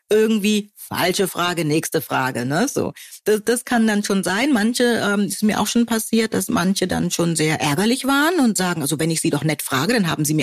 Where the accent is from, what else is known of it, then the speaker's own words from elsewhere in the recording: Hamburg, Germany; ich komme aus Hamburg oder ich komme aus Buxtehude.